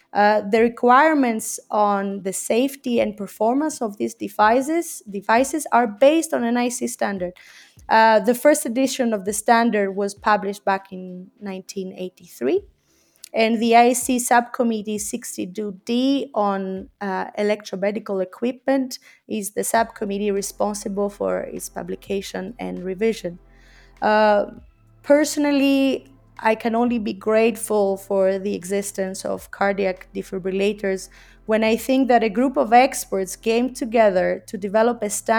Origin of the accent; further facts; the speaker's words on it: Greece; moved away as an adult; now in Geneva, Switzerland; In 2009, I came from Greece to Geneva in Switzerland to continue my studies in international relations and diplomacy, and then I stayed.